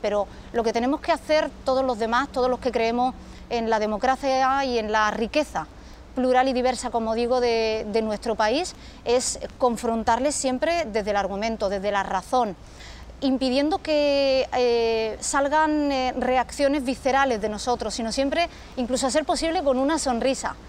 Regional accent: Ceuta, Spain; en mi pueblo, en Ceuta

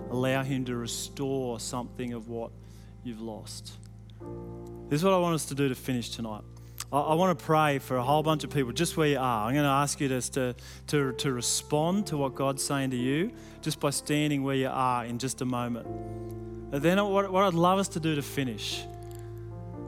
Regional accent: Sydney, New South Wales, Australia; Growing up in Western Sydney, my grandfather had a little market garden

